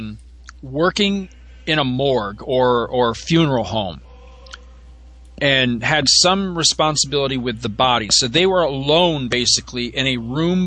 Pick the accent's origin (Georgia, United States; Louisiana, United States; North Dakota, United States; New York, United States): New York, United States; also born or lived in Florida; we moved to New York from Florida when I was seven